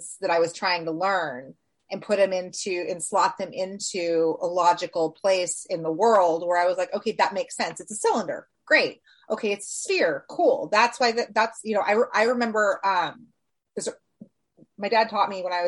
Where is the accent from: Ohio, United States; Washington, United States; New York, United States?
Washington, United States; I grew up in Washington State